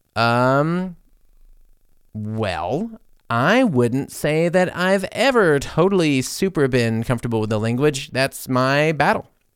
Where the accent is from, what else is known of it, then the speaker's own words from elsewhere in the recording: United States; now in Germany; as an American